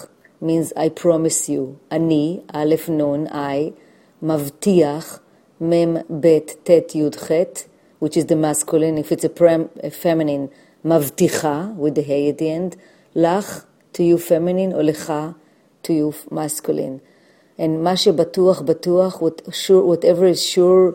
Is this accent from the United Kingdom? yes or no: no; Jerusalem, Jerusalem District, Israel; now in New York City, United States; I was born in Jerusalem